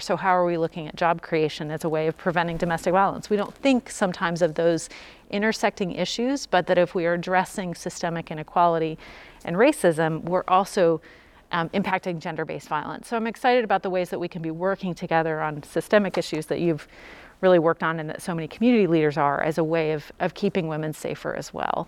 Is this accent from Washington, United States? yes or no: no; Louisville, Kentucky, United States; I'm from Louisville since age five